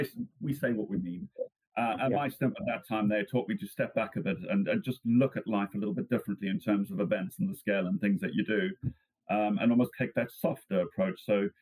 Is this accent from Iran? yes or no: no; South Africa; Growing up in South Africa